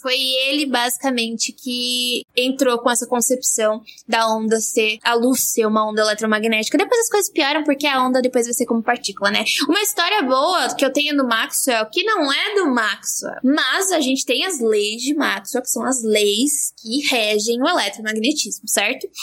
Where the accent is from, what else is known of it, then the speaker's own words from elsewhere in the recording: southeastern Brazilian coast, Brazil; como caiçara